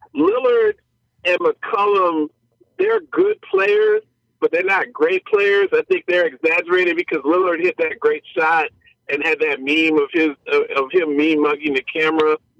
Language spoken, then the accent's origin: English; Baltimore, Maryland, United States; I grew up in Baltimore